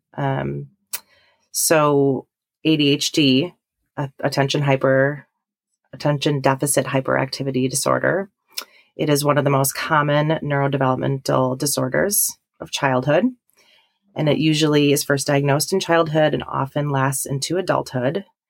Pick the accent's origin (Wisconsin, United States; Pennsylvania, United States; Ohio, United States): Wisconsin, United States; Milwaukee; moved away as an adult; now in Stevens Point, United States; I'm originally from the Milwaukee area